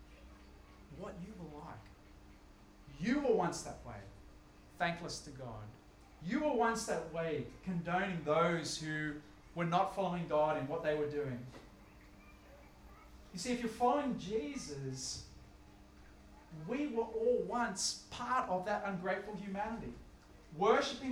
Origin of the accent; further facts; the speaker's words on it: Australia; also born or lived in Upper North Shore, Sydney; living where I live in wealthy Upper North Shore Sydney, or even by virtue of being Australian